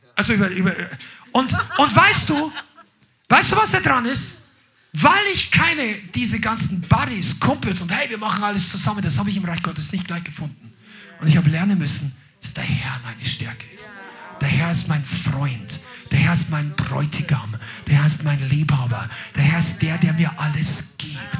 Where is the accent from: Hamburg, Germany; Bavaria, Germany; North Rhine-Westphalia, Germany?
Bavaria, Germany; Upper Palatinate; Also das ist der Ort, wo ich herkomme. Das ist so ein Regierungsbezirk.